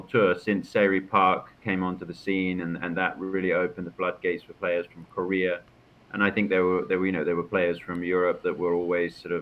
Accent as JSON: {"language": "English", "region": "London area", "country": "United Kingdom", "tie": "born or raised there", "also_born_or_lived": "Macon, Georgia, United States / Orlando, United States", "said": "what I grew up on here in the London area."}